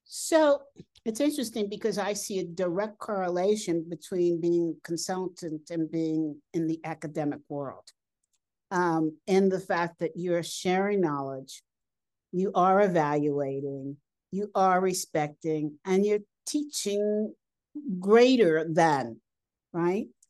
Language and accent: English; United States; moved away as an adult; now in Colorado, United States; I'm from New York, New Jersey